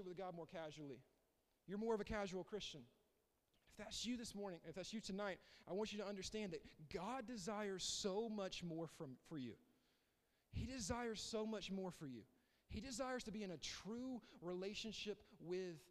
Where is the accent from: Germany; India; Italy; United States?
United States; the South; I grew up here. I grew up in the South